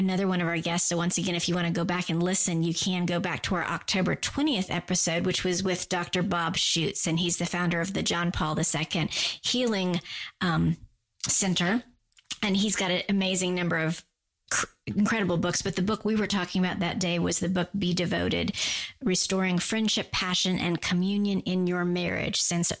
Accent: Guam; I grew up on Guam. We use guys for everybody too.

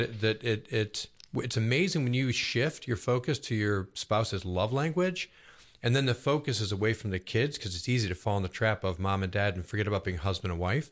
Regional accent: Buffalo, New York, United States; born or raised there; now in Roswell, United States

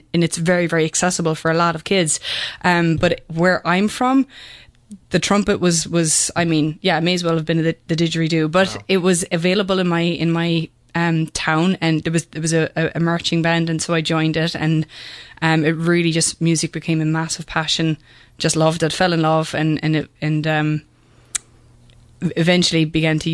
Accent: Kerry, Munster, Ireland; also born or lived in Limerick, Ireland; now in Atlanta, United States; I grew up in Ireland, and I was born in Limerick, but my parents both grew up in Kerry, and all the family was back in Kerry. So when I was about 8, our family moved back to Kerry

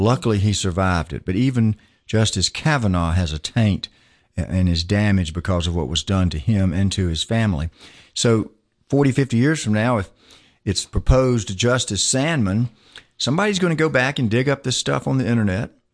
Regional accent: Macon, Georgia, United States; also born or lived in Atlanta, Georgia; I grew up in Macon, Georgia

